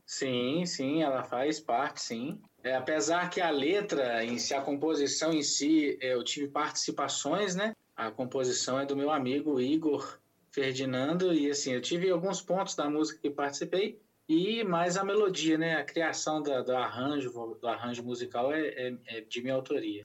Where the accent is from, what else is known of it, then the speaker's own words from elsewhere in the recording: Ouro Branco, Minas Gerais, Brazil; Eu sou de Ouro Branco, Minas Gerais